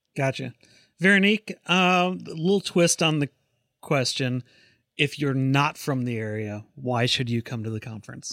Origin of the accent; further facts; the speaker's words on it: Chaska, Minnesota, United States; moved away; I grew up in Minnesota